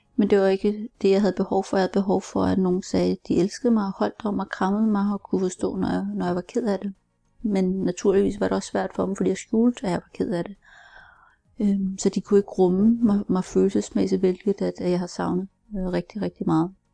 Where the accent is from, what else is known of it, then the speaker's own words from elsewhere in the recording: Denmark; also born or lived in Seoul, South Korea; som 13 måneder er jeg heldig at blive adopteret til Danmark, hvor jeg er opvokset. Jeg voksede op som enebarn øh, på landet